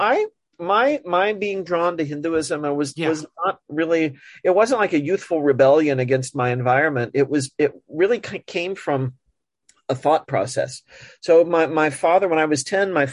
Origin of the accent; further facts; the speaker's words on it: Montgomery City, Missouri, United States; moved away as an adult; also born or lived in Chicago, Illinois; now in Elizabethtown, United States; I grew up in a small town in Missouri, a place called Montgomery City.